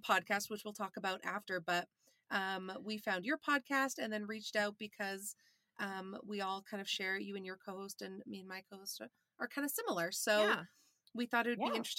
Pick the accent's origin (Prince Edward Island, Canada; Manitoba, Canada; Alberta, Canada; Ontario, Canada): Manitoba, Canada; Winnipeg; I'm from Winnipeg